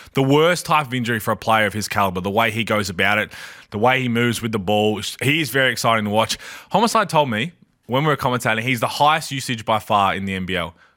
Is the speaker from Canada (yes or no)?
no; Adelaide, South Australia, Australia; I'm from Adelaide.